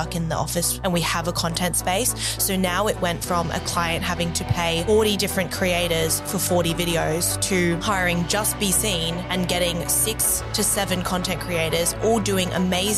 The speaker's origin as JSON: {"language": "English", "town": "Noosa", "region": "Queensland", "country": "Australia", "tie": "born or raised there", "also_born_or_lived": "England", "said": "So I grew up in England until I was about 11 or 12. And then moved to Australia"}